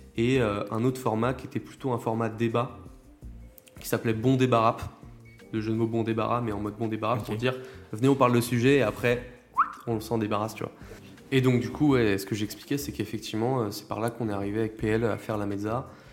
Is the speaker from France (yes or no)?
yes; La Roche-sur-Yon, Pays de la Loire, France; je viens de La Roche-sur-Yon